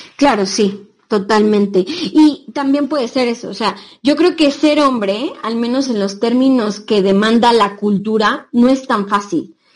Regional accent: Mexico; moved away; nosotras que somos de México

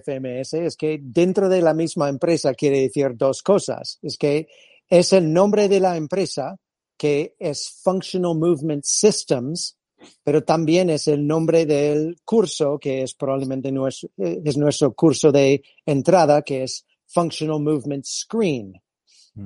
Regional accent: California, United States; Spanish is a second language; moved away as an adult; also born or lived in Madrid, Spain; now in Spain; yo soy de origen californiano

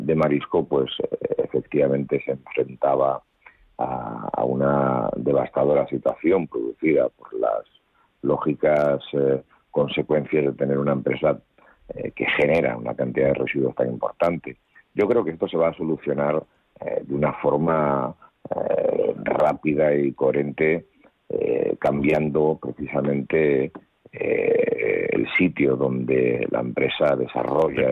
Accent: Vilagarcía de Arousa, Galicia, Spain; soy de la provincia de Pontevedra, de, de Villa García de los un pueblo que está pues a 30 kilómetros escasamente

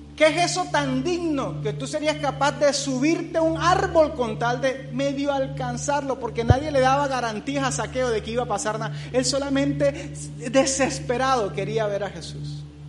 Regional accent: Barranquilla, Atlántico, Colombia; moved away; Barranquilla, de donde vengo

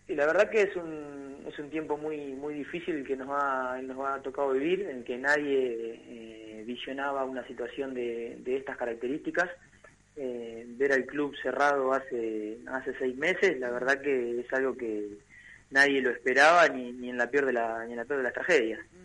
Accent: Argentina; como, argentinos

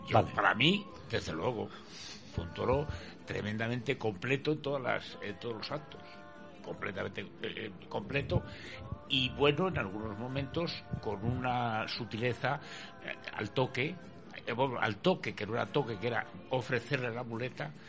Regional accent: Bilbao, Basque Country, Spain; yo, es creo, que vengo de Bilbao

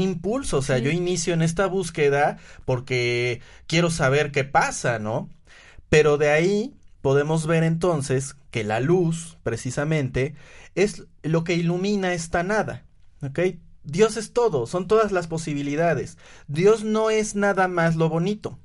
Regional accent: Puebla, Mexico; en que soy hombre, en que soy poblano

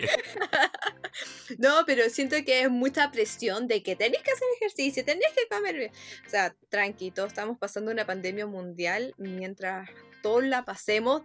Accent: Chile; como mujer chilena y bien aguerrida para sus cosas

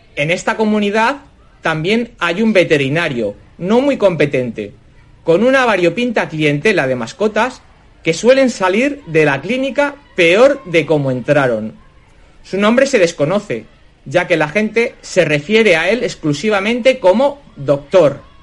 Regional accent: Barcelona, Catalonia, Spain; moved away as an adult; a pesar de haber nacido y crecido en Barcelona, mis padres provienen del centro y del norte de España

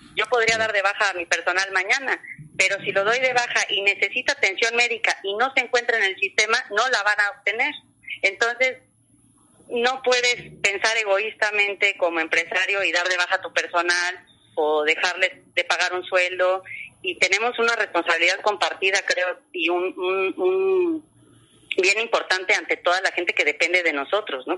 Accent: Cancún, Quintana Roo, Mexico; yo he vivido en Cancún toda mi vida

